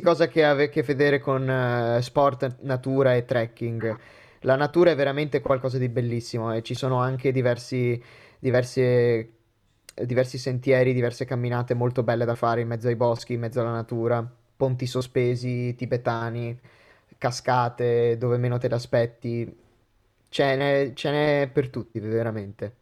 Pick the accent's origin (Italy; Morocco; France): Italy; Veneto; moved away as an adult; now in Trentino, Italy; provengo dal Veneto